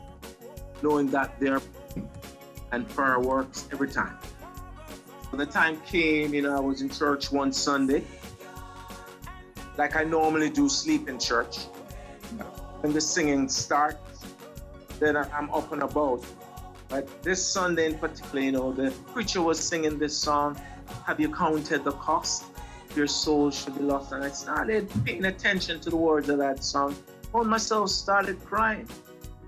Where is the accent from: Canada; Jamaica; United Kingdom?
Jamaica; Kingston; I was born really in Kingston, Jamaica